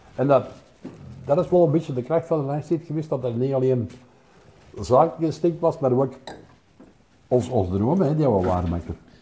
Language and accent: Dutch; Wortel, Flanders, Belgium; in Wortel groot worden was plezant.